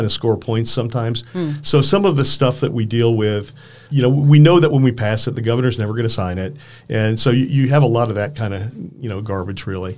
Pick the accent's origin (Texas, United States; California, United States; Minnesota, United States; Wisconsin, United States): Wisconsin, United States